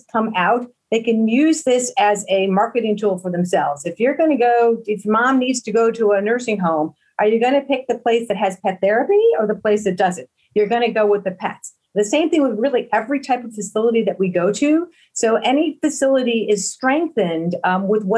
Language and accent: English; Buffalo, New York, United States; also born or lived in Philadelphia area; now in Philadelphia, United States; I grew up in Buffalo, New York, and I migrated over here to the Philadelphia area